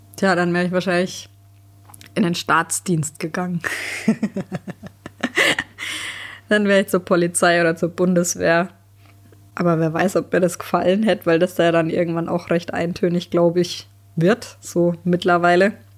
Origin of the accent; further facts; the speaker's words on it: Germany; bei uns in Deutschland